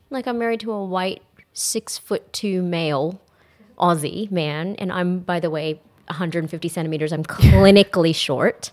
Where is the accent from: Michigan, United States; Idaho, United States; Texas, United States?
Texas, United States; moved away as an adult; now in Australia; growing up in Texas